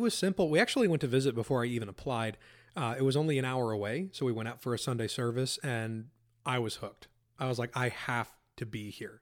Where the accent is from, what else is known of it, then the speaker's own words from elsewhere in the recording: Pennsylvania, United States; I grew up in Pennsylvania, lived there my whole life